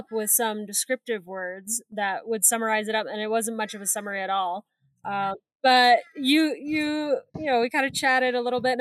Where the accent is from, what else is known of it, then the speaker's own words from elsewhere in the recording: Indiana, United States; also born or lived in Ohio; I was born in Ohio, but moved to Indiana when I was like 4